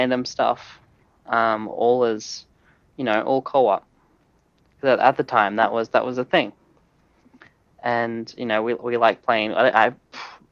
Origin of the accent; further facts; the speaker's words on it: Australia; as an Australian